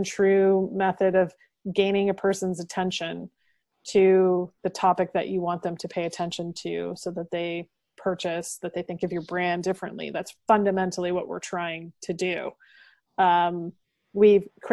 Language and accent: English; Dorchester, Ontario, Canada; moved away; when I go home to my hometown of Dorchester, Ontario, and sit on my mom's couch